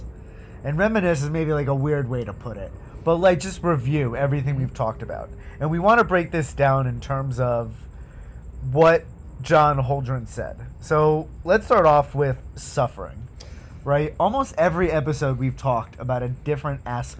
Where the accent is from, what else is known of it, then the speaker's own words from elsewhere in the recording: Northeast, United States; I'm from the Northeast